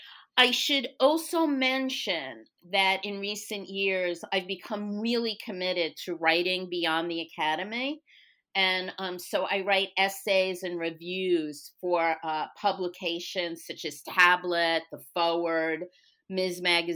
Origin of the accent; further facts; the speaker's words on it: New York City, New York, United States; now in Texas, United States; I grew up in New York, Brooklyn to be even more specific, where I had what I now understand to be the luxury of taking Jewishness for granted.